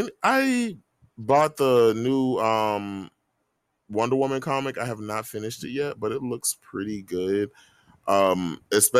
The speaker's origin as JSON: {"language": "English", "region": "Florida", "country": "United States", "said": "I'm from Florida"}